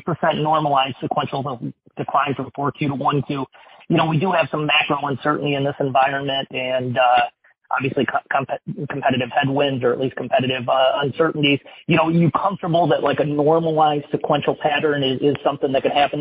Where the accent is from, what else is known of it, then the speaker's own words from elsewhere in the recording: Peoria, Illinois, United States; Peoria, Illinois. It's near and dear to my heart and my hometown